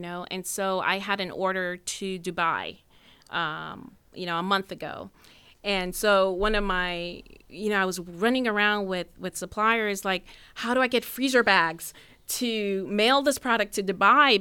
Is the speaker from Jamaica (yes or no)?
yes; Jamaica; now in United States; I'm from Jamaica